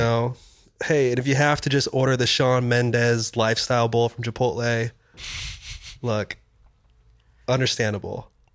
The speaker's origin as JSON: {"language": "English", "town": "Kansas City", "region": "Missouri", "country": "United States", "tie": "born or raised there", "moved": "yes", "lives_now": "New York, United States", "said": "as a young child in, growing up in Kansas City."}